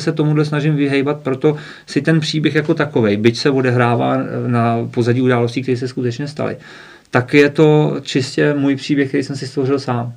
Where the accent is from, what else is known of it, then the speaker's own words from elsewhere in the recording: Chomutov, Ústí nad Labem Region, Czechia; now in Karlovy Vary, Czechia; já jsem se narodil v Ústí nad Labem, mm-hmm. pak jsem z rodiči žil dlouho v Chomutově